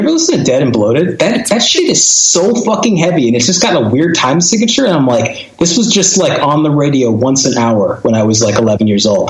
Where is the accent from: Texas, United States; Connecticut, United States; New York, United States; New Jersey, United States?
Connecticut, United States; He and I grew up together in Connecticut, and like all those dumb bands I was in were with him